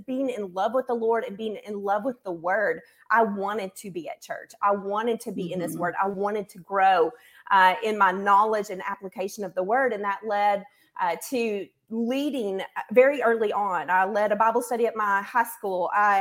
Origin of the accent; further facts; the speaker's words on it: Northwest Arkansas, United States; also born or lived in Searcy, Arkansas; now in Conway, United States; I grew up in Northwest Arkansas